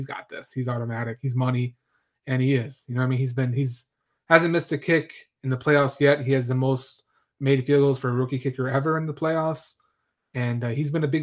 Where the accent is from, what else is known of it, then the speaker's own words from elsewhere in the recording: Chicago, Illinois, United States; I'm from Chicago